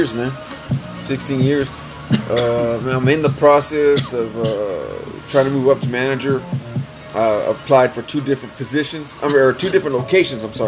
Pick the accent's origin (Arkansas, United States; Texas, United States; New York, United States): Texas, United States; Freer; also born or lived in San Antonio, Texas; I'm from Freer. Was born in SD. I've been here. I graduated here, played football